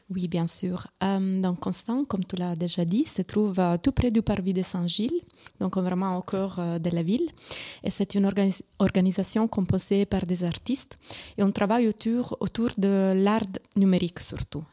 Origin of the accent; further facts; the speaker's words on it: Italy; accent: Italian; French is a second language; moved away; c'est mon accent italien